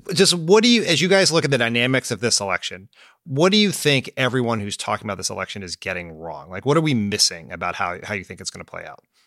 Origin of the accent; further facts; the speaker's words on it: Delaware, United States; moved away; my hometown of Delaware